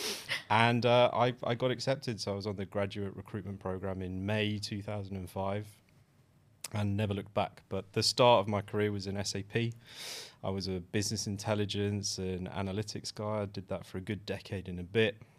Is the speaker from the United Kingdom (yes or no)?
yes; United Kingdom; a British born, uh, mixed race, cisgender male